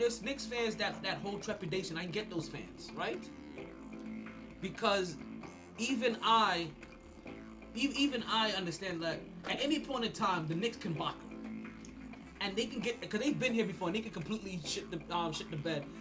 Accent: Jamaica; I'm Jamaican

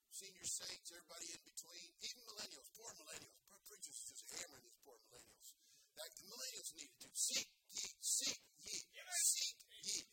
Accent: California, United States; I'm a native Californian, born and raised in California. I love my state.

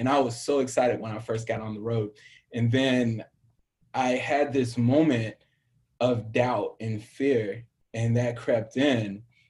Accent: Southern US, United States; And, I get in the Midwest somewhere, and I'm from the South, right?

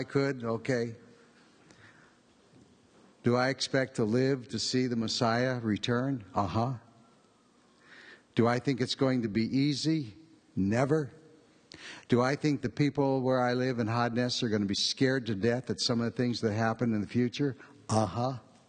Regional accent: Middlefield, Ohio, United States; also born or lived in California / Israel; I came from Middlefield, Ohio, via California, via Israel. My heart is still with the Amish community in Ohio.

